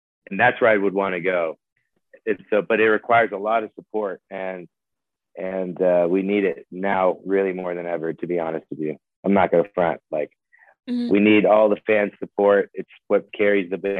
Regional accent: West Coast, United States; We're from the West Coast.

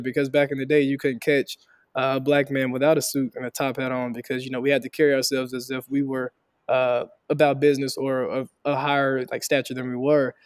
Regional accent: Helena, Arkansas, United States; moved away as an adult; also born or lived in Fayetteville, Arkansas; I'm originally from Helena, Arkansas, Southeast Arkansas, a real poor, underrepresented area. Uh, grew up there

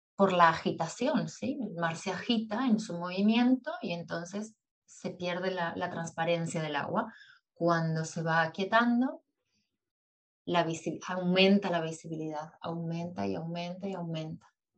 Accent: Montevideo, Uruguay; also born or lived in Buenos Aires, Argentina; yo nací en Buenos Aires, pero cuando tenía seis, a punto de cumplir siete años, eh, con mi familia, con mi madre y mi hermano, nos mudamos a Uruguay, a Montevideo.

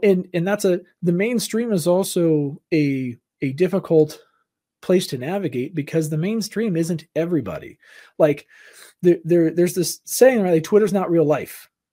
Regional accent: Southern California, United States; I grew up in Southern California, so it's like my parents had to work in L

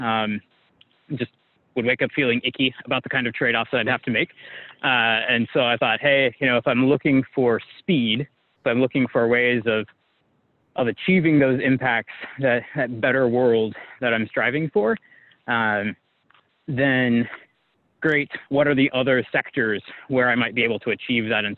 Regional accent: San Diego, California, United States; my growing up in San Diego, very beautiful area, part of the world

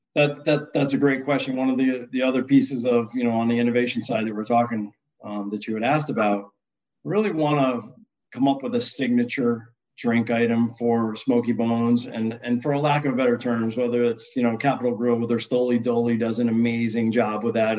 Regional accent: upstate New York, United States; I grew up in the Northeast um, and kind of upstate New York.

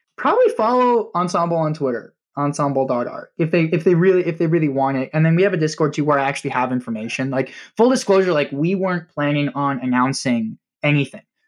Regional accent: Nebraska, United States; moved away as an adult; we did a small exhibition actually in my hometown in Nebraska before I moved

